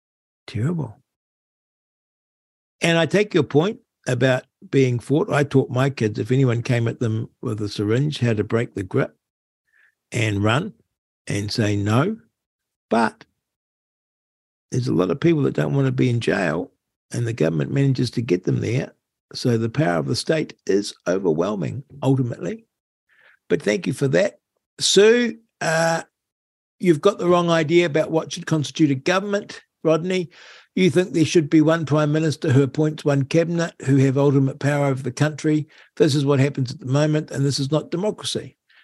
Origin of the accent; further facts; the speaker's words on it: New Zealand; born there; But, hey, I was born in New Zealand in 1950. Then the country was certainly well governed.